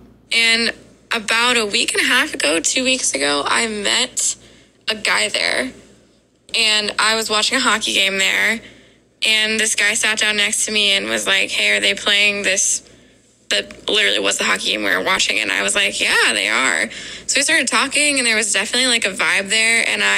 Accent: Columbus, Ohio, United States

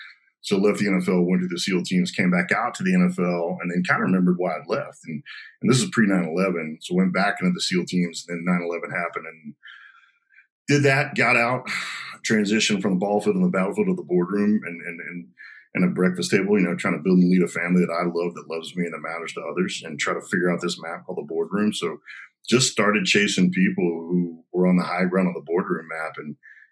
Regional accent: Garland, Texas, United States; also born or lived in Arkansas; I was born in Arkansas, you know, moved down here to Garland, went to school at the United States Naval Academy

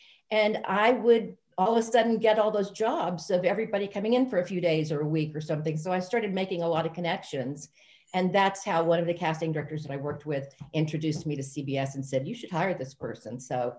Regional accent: Texas, United States; accent: Southern; also born or lived in Louisiana; now in Los Angeles, United States; I was born in Louisiana and grew up in Texas

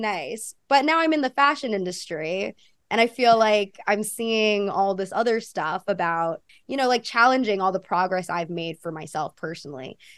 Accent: United States; accent: American; also born or lived in Australia; now in New York, United States; I grew up in a very white community too

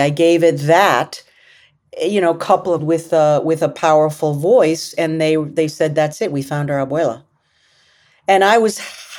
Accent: United States; I'm an actress, I'm an American, I'm a human being that happens to be Latina.

